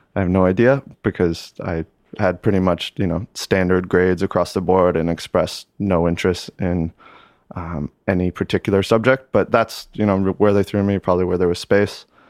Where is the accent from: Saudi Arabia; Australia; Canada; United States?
United States; Lake Placid, New York; moved away as an adult; born and raised, uh, Lake Placid, New York.